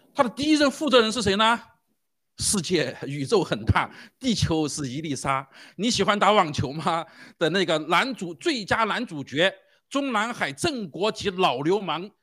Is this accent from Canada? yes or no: no; China; 我们中国人